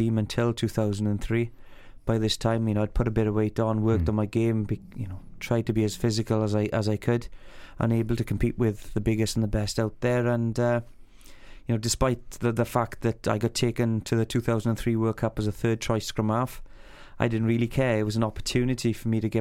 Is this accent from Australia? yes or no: no; Amman Valley, Wales, United Kingdom; I come from the Am Valley, which is a small town in the sticks in between Swansea, Neath and Llanelli